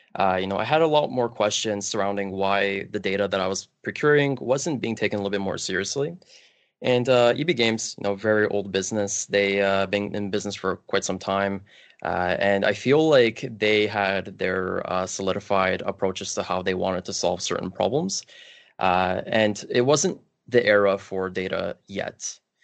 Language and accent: English; Kielce, Świętokrzyskie Voivodeship, Poland; now in Canada; I was actually bo-, born outside of Canada in a small city in Poland called Kielce.